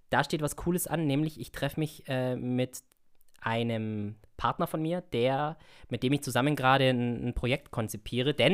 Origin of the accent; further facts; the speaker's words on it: Augsburg, Bavaria, Germany; ich bin ja ursprünglich aus Augsburg.